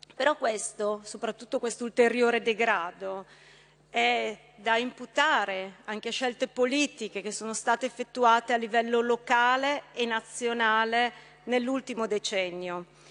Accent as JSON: {"language": "Italian", "town": "Brescia", "region": "Lombardy", "country": "Italy", "said": "Io da bresciana, l'ho vissuto, lo conosco bene"}